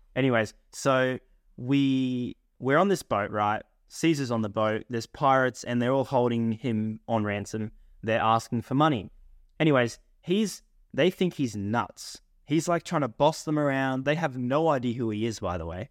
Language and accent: English; Australia; accent: Australian; I've got the Australian accent